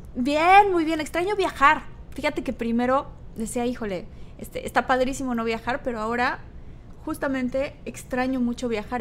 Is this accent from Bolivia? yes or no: no; Tabasco, Mexico; Yo soy de Tabasco